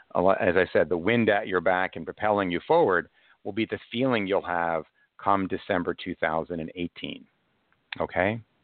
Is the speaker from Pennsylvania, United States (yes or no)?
no; Cold Spring Harbor, New York, United States; now in New York City, United States; I was raised in uh, Cold Spring Harbor, Long Island, but I live in New York City now